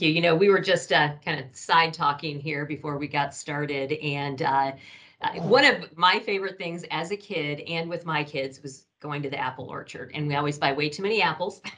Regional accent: Michigan, United States; now in Ohio, United States; I grew up in Michigan, which was even worse.

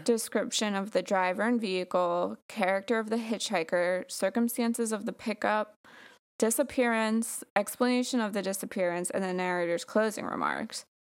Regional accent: Long Island, New York, United States; born or raised there

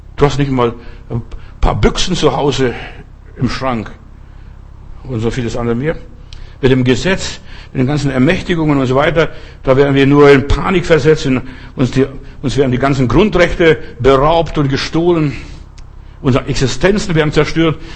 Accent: Lithuania; bei uns in Litauen

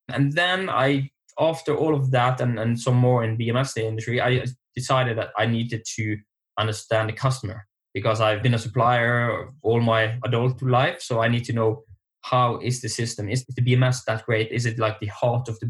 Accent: Norway; now in Bergen, Norway; I'm from Norway, and I'm in the west coast, so in Bergen.

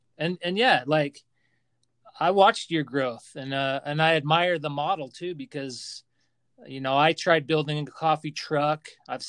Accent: Utah, United States; I grew up here in Utah

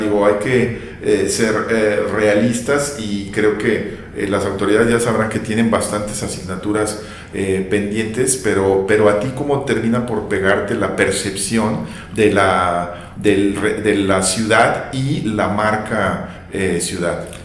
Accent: Guadalajara, Jalisco, Mexico; yo como tapativo pues creces y te acostumbras

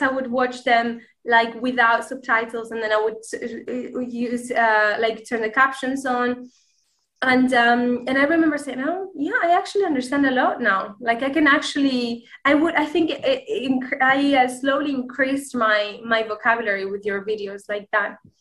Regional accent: Granada, Andalusia, Spain; first language Spanish; English is a second language; I am Spanish. I am from the city of Granada right and uh, yeah i speak spanish obviously it's my my native tongue

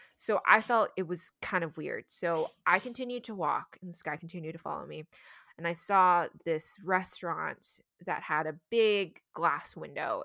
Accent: United States

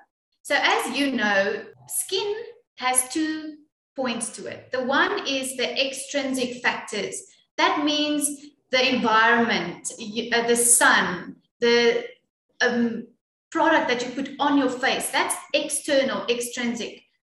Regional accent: South Africa; Well, being proudly South African is quite amazing

